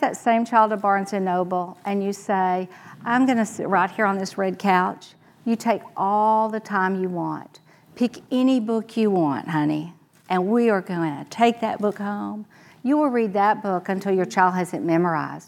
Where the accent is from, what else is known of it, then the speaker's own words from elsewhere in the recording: Texas, United States; Me too. And I had a great experience there